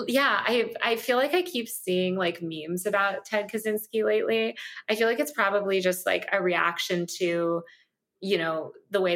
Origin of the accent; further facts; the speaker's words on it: New York, United States; moved away as an adult; now in Los Angeles, United States; I'm a New Yorker. I grew up reading the New York Post.